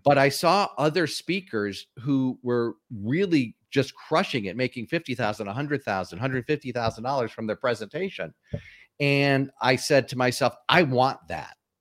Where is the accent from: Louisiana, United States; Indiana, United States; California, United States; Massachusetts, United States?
Massachusetts, United States; Springfield; moved away as an adult; also born or lived in Atlanta, Georgia; I was, uh, born and raised in, uh, Springfield, Massachusetts